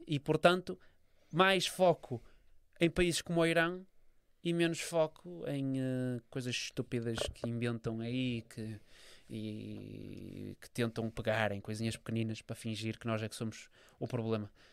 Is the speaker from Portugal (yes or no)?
yes; Portugal; eu sou português